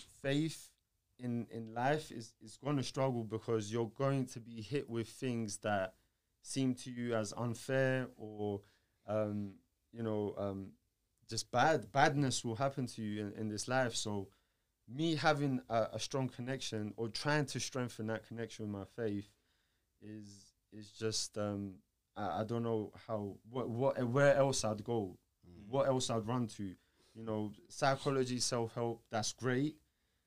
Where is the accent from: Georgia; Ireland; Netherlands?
Georgia; moved away; I'm from Georgia, and I was at an Orthodox church